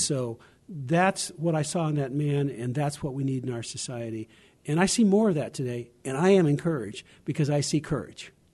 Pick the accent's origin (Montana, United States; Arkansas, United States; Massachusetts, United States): Arkansas, United States; I was born in Arkansas, not Tennessee